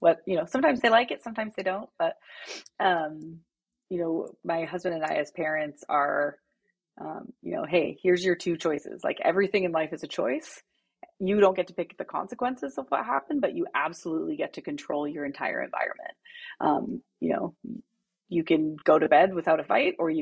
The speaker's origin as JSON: {"language": "English", "town": "Abbotsford", "region": "British Columbia", "country": "Canada", "tie": "born or raised there", "said": "I'm originally from Canada. So from Abbotsford, BC, sort of Vancouver area. Big family, so 5 kids, 4 girls, 1 boy. And was raised, you know, in a really loving family"}